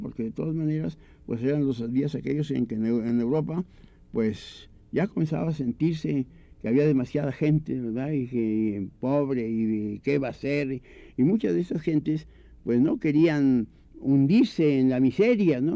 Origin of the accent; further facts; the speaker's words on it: Puebla, Mexico; la última calle de Puebla, que es donde yo nací, nacimos, todos